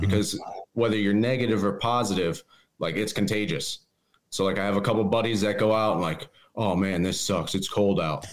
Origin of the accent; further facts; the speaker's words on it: East End, Pennsylvania, United States; I'm from East End, Pennsylvania